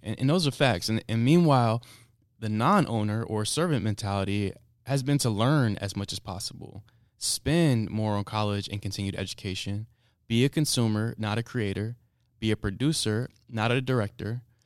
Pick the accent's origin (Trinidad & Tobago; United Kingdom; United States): United States